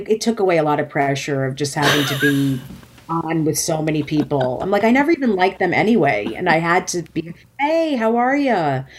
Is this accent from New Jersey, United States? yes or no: yes; New Jersey, United States; even though she grew up in Maryland, I grew up in New Jersey.